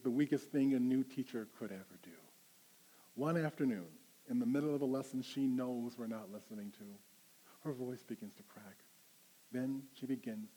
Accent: Rochester, New York, United States; I come from upstate New York, and Spokane reminds me a lot of Rochester, my hometown.

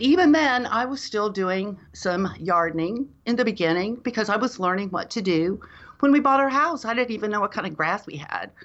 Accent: Dallas, Texas, United States; now in Austin, United States; I grew up in Dallas, Texas, in North Dallas

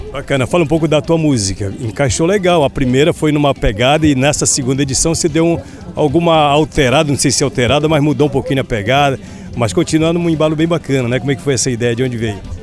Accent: Lago Grande, Pará, Brazil; Sou lá do Lago Grande

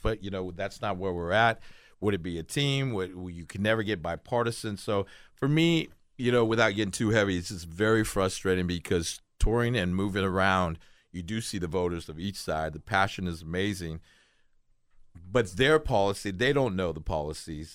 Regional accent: United States; I'm American

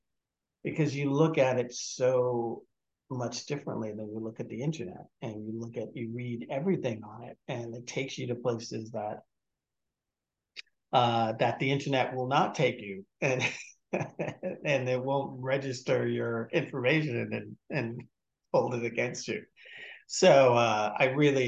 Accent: Malden, Massachusetts, United States; I grew up in Malden, Massachusetts, small working class town north of Boston.

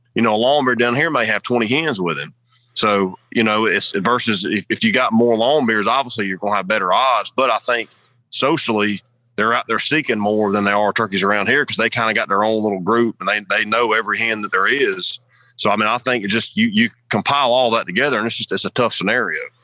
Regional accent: the South, United States; growing up in the South

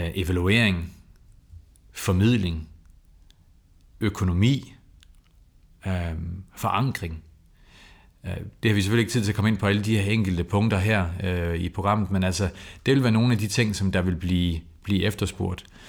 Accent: Copenhagen, Capital Region of Denmark, Denmark; jeg kommer selv fra Valby.

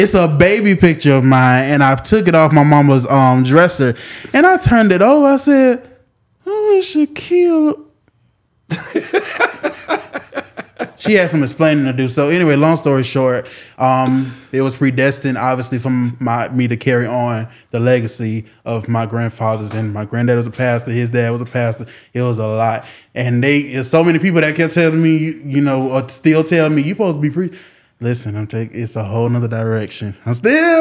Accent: Jacksonville, Florida, United States; born and raised in Jacksonville, Florida, 1995

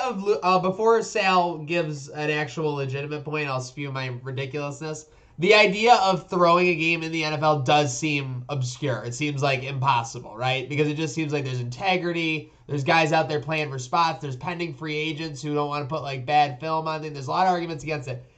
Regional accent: Buffalo, New York, United States; moved away; I was born in Buffalo lived you know my childhood in buffalo on the west side grew up near an o- on oakwood near the buffalo zoo

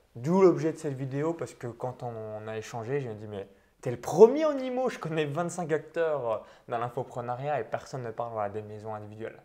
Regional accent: Bourgogne-Franche-Comté, France; j'ai grandi dans un tout petit village à vingt kilomètres de Chalon-sur-Saône

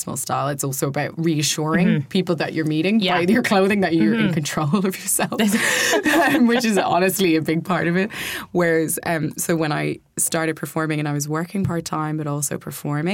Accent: Kildare, Leinster, Ireland; We're all from Kildare, like myself and Violet are from Kildare

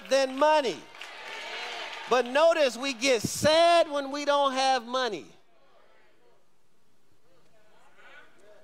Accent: Michigan, United States; moved away; we grew up in Michigan, I actually know how to drive in ice and snow

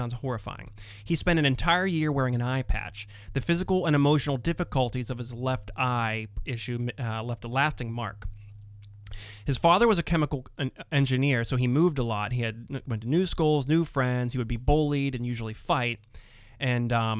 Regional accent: Pittsburgh, Pennsylvania, United States; We're from Pittsburgh

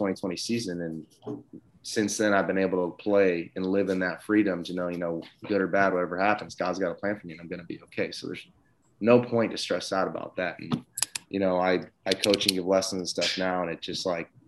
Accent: Southern California, United States; I'm from Southern California

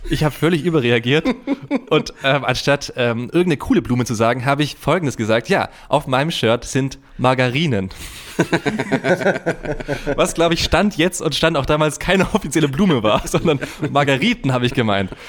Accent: Unterhausen, Baden-Württemberg, Germany; nee, ich komme auch äh, aus Unterhausen.

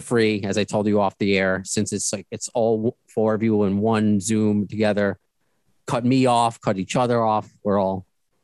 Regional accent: New York, United States; being a New Yorker

